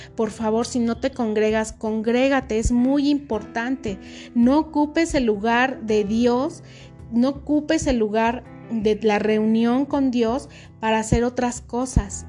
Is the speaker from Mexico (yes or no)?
yes; Mexico; aquí en nuestro país